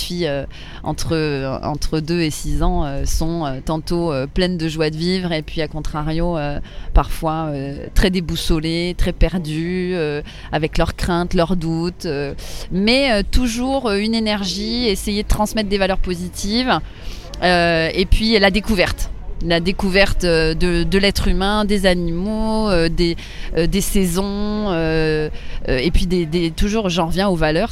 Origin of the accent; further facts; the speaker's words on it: Paris, Île-de-France, France; j'ai grandi à Paris. Euh, oui, oui, mon enfance, mon adolescence, euh, j'ai toujours été à Paris.